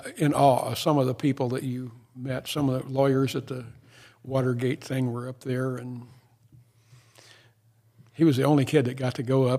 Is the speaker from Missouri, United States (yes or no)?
yes; Maryville, Missouri, United States; moved away as an adult; now in Excelsior Springs, United States; I grew up in Maryville, which had 5,000 people